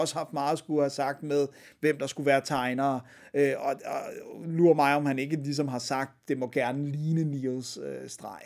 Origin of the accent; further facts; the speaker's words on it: Denmark; her hjemme i Danmark